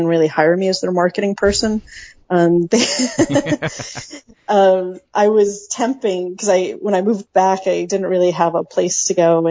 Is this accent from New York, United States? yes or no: yes; upstate New York, United States; I grew up on the Canadian border in upstate New York on a dairy farm